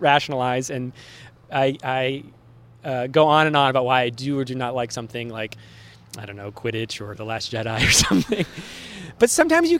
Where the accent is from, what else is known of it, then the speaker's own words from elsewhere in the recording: Worcester, Massachusetts, United States; Worcester, my hometown